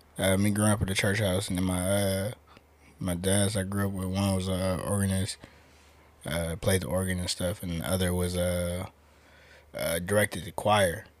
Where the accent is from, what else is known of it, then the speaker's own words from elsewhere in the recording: Oakland, California, United States; moved away as an adult; now in Las Vegas, United States; I'm from Oakland